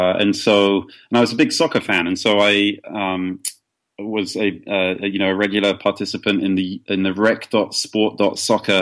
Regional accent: Brighton, South East England, United Kingdom; my hometown of Brighton, England

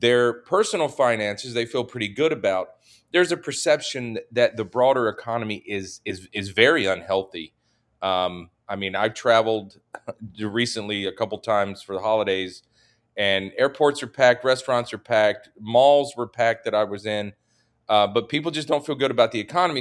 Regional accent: Charlotte, North Carolina, United States; moved away; I grew up in the South. I grew up in North Carolina

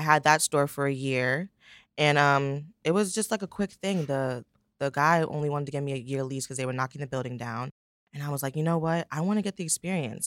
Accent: the Poconos, Pennsylvania, United States; also born or lived in Brooklyn, New York; I grew up in the Poconos, Pennsylvania, which surprises everyone. I was born, obviously, in Brooklyn.

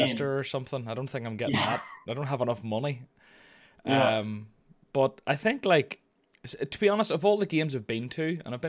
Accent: Scotland, United Kingdom

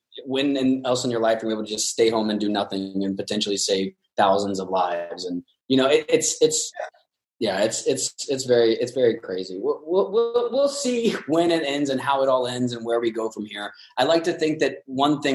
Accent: Northern Kentucky, United States; now in Los Angeles, United States; I'm from Northern Kentucky, just south of Cincinnati.

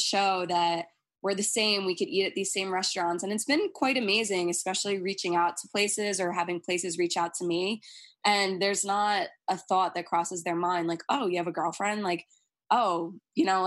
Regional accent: Long Island, New York, United States; growing up on Long Island, which is a very, you know, Republican

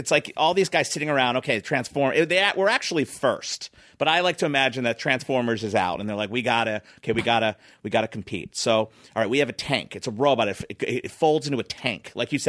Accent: Philadelphia, Pennsylvania, United States; I was from Philly.

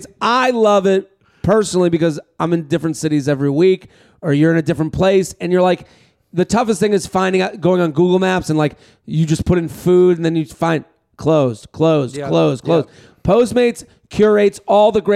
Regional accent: Boston, Massachusetts, United States; we're both from Boston

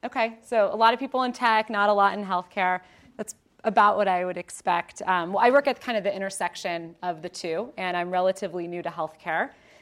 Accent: Ohio, United States; So, quick background on me, born and raised in Ohio. Any Ohioans? Yay!

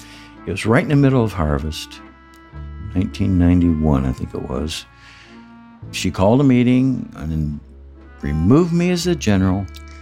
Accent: Midwest, United States; I'm from the Midwest. I'm a religious man, and I just damn near died.

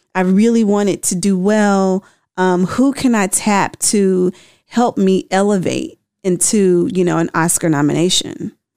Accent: Memphis, Tennessee, United States; moved away; I'm from Memphis originally.

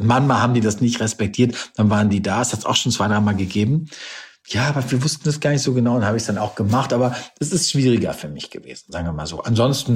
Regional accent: Warendorf, North Rhine-Westphalia, Germany; ich bin in meiner Heimatstadt so Ehrenbürger geworden auf diesem Marktplatz, was auch irgendwie ganz schräg war. Meine Mama in der Kutsche, bin ich dadurch Warendorf gefahren

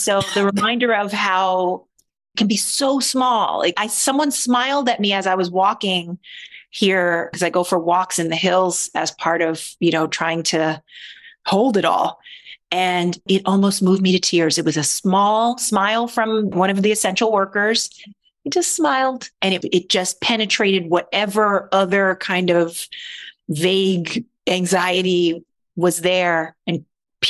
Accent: Baltimore, Maryland, United States; I was born in Baltimore

